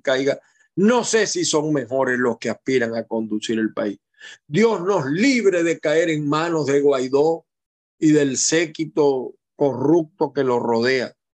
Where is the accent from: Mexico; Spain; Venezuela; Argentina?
Venezuela; Maracay, Aragua; now in Zulia, Venezuela; yo soy de Maracay, me fui hace muchísimos años de allá por razones obvias, estudios, etcétera, y me quedé en el Zulia y ahora soy más zuliano que maracayero